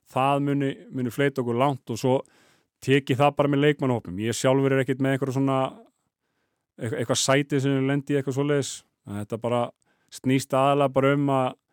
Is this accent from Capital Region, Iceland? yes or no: yes; Álftanes, Capital Region, Iceland; ég er alveg upp á Altanesi